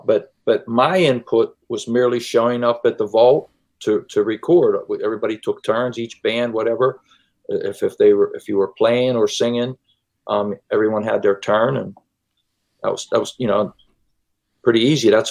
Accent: McKeesport, Pennsylvania, United States; I grew up in McKeesport

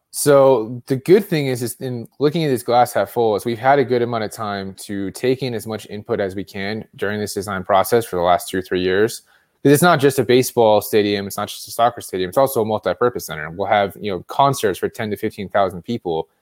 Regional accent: California, United States; now in Colorado, United States; being in Colorado, I'm from California

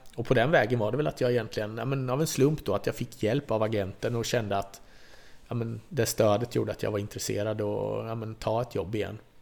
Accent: Vimmerby, Kalmar County, Sweden; Här är ändå Vimmerby, det är min hemort.

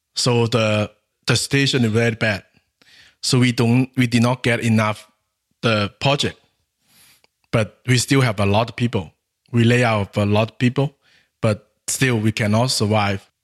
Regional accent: Guangxi, China; English is a second language; My hometown is in Guangxi Province

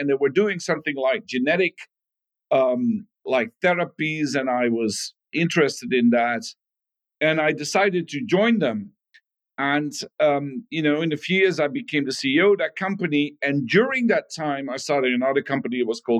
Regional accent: Netherlands; Growing up was fantastic. You know, it was even when I was a small kid, big soccer fan, the Netherlands were doing excellent in the World Cup.

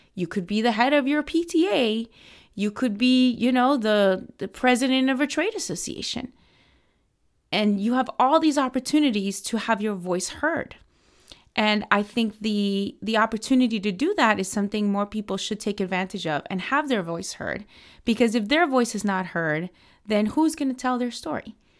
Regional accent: Miami, Florida, United States; moved away as an adult; now in Washington, D.C., United States; I grew up in Miami. I'm a Cuban American

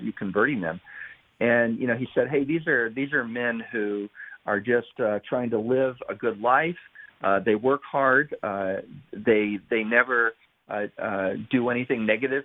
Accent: Utah, United States; also born or lived in Orléans, France; I've spent my entire life in Utah. I was born in France

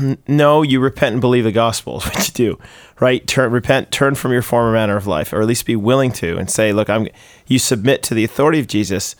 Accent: United States; now in Canada; I'm American

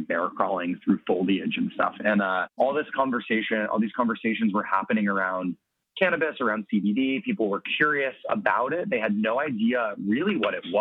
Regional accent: Colorado, United States; I'm from Colorado

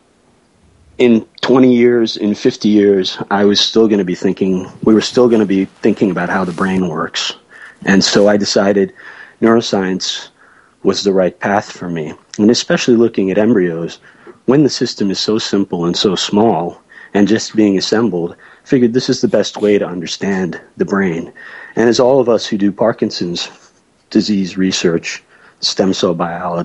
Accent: Lancaster County, Pennsylvania, United States; also born or lived in Wilmington, Delaware; when I was a kid, my parents moved to Lancaster County, Pennsylvania

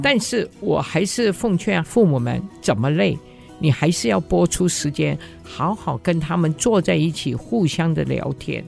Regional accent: Hong Kong; moved away as an adult; also born or lived in Japan; now in Taiwan; 所以我在五岁左右的时候就迁居去了香港

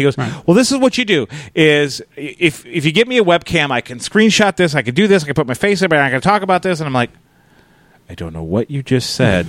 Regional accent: Minnesota, United States; I'm from Minnesota.

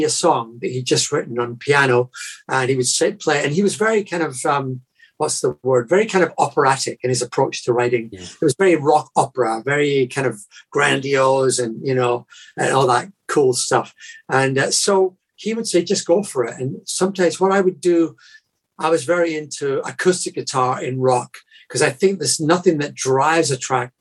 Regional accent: Scotland, United Kingdom; moved away as an adult; now in United States; being Scottish. You know, I've become a born again American, as it were, because I've lived here since the mid 80s

